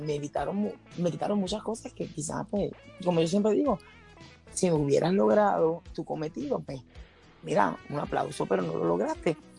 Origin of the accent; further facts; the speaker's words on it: Puerto Rico; aquí en Puerto Rico, pues, los, los, que somos boricuas